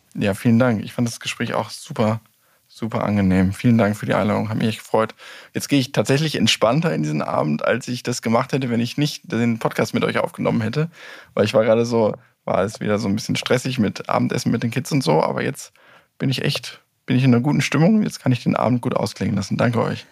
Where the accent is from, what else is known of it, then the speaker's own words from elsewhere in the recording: Germany; wir ja als Deutsche